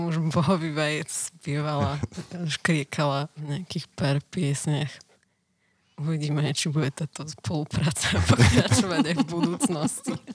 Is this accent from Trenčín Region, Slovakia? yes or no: no; Stupava, Bratislava Region, Slovakia; A ja som zo Stupavy.